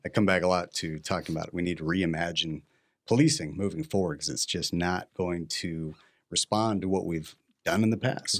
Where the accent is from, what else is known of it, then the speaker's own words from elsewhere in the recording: Mission Viejo, California, United States; moved away as an adult; also born or lived in Santa Ana, California; now in Arizona, United States; grew up in Orange County, California